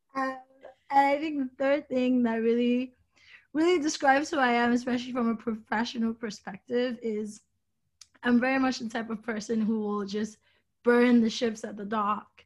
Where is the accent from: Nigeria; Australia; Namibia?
Nigeria; moved away; also born or lived in New York; I grew up in Nigeria. I grew up around fashion in Nigeria